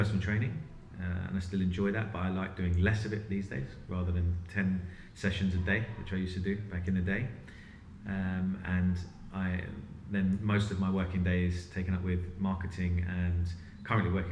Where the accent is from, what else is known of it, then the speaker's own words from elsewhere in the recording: London, United Kingdom; I was born in London, lived in London my whole life.